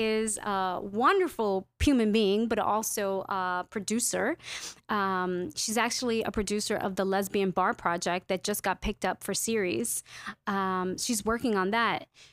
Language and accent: English; New York City, New York, United States; I'm a New Yorker through and through